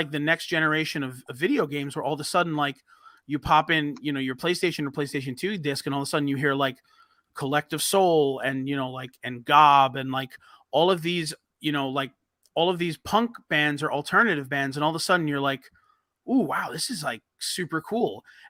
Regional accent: New York, United States; New York.

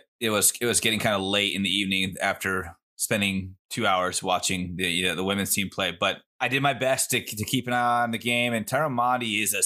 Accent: Bay Area, California, United States; moved away; And I grew up in the Bay Area, and like Moraga is not far out from where I grew up in the peninsula

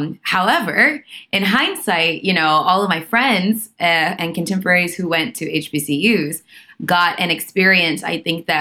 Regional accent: Atlanta, Georgia, United States; I grew up in Atlanta

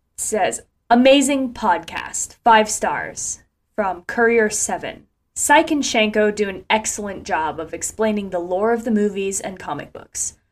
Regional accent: Ocala, Florida, United States; my hometown in Ocala, Florida.

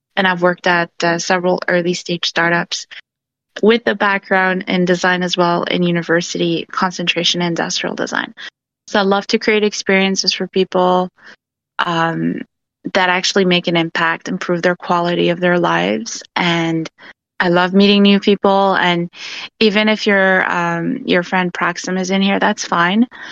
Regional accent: Vancouver, British Columbia, Canada; I'm actually from Vancouver. uh, Canada

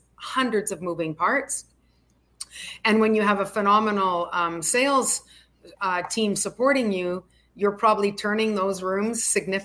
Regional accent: Oliver, British Columbia, Canada; moved away as an adult; also born or lived in Calgary, Alberta; now in Miami Beach, United States; I'm Canadian, so I was in a little town called Oliver, British Columbia

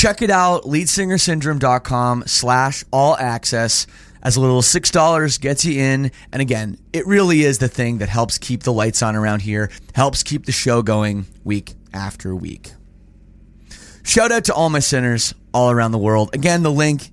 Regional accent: Toronto, Ontario, Canada; as a Canadian, born and raised in Toronto

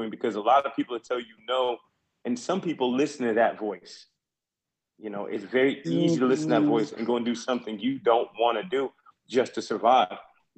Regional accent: Goose Creek, South Carolina, United States; I'm from Goose Creek, I'm from right here

